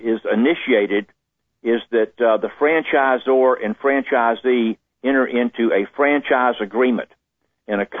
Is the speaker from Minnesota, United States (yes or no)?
no; Jacksonville, Florida, United States; I grew up in Jacksonville, Florida